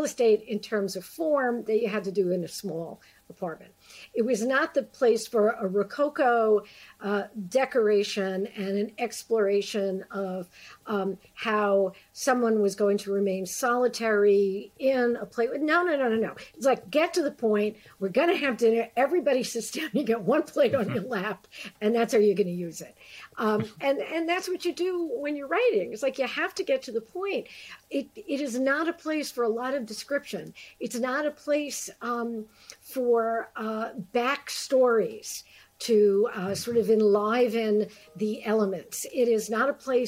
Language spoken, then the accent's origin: English; New York City, New York, United States; accent: New Yorker; moved away as an adult; also born or lived in Lower East Side, Manhattan; now in Connecticut, United States; I still sound like I'm from Ocean Avenue in Brooklyn, which is where I'm from